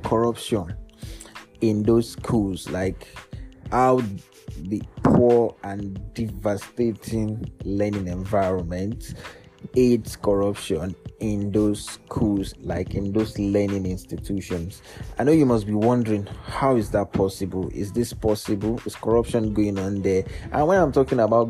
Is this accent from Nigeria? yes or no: yes; Nigeria; the ordeals we go through as a Nigerian, the sweet and the bitter side of being a Nigerian, and why we survive as a Nigerian in this country